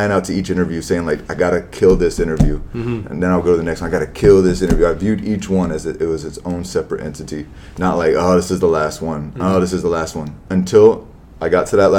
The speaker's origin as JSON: {"language": "English", "town": "Tampa", "region": "Florida", "country": "United States", "also_born_or_lived": "Arizona", "lives_now": "Lakewood Ranch, United States", "said": "I'm far enough from Tampa, which is home"}